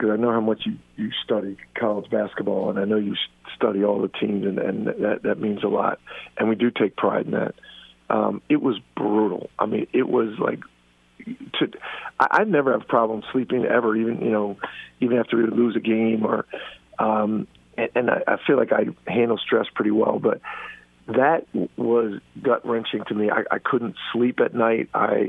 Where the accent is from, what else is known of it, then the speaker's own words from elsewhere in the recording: Philadelphia, Pennsylvania, United States; We grew up here in Philly, idolized the Jack Kraft, Howard Porter, Tom Inglesby, Chris Ford, then got into coaching